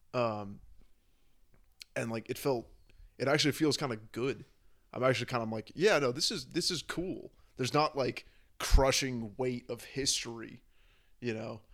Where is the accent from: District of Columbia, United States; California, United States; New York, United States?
California, United States; San Francisco; moved away; also born or lived in Berlin; I grew up, I grew up in San Francisco